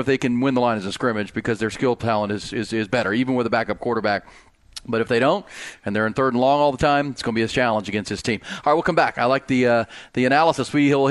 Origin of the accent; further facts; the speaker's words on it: Akron, Ohio, United States; Where I grew up in Akron, Ohio